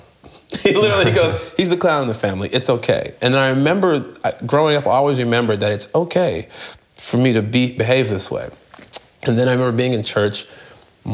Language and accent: English; Chicago, Illinois, United States; When I left about the age of 14, I moved from the South Side of Chicago, which is like the hood